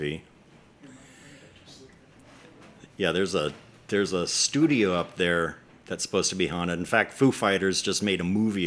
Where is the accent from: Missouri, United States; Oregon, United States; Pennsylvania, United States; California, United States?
California, United States; Los Angeles; I grew up in Los Angeles.